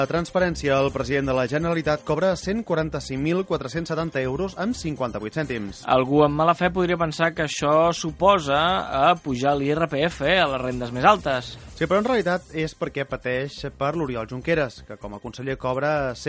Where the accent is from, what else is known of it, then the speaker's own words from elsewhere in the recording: Badalona, Catalonia, Spain; Hòstia, és estrany que soc de Badalona però no controlo